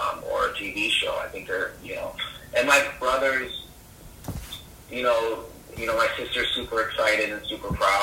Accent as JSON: {"language": "English", "town": "Windsor", "region": "Ontario", "country": "Canada", "tie": "born or raised there", "said": "We grew up in Windsor, Ontario"}